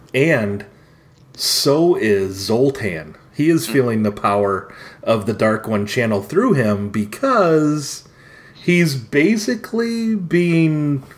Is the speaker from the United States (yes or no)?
yes; United States; I'm American.